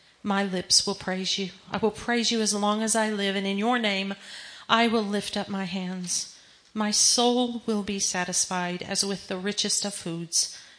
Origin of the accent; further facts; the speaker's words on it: Texas, United States; I'm a Texan.